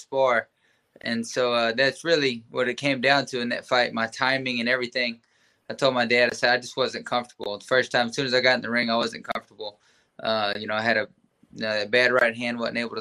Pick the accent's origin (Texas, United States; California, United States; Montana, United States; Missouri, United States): Texas, United States; I'm a Texas boy. Texas is my home state. It's my hometown, the whole thing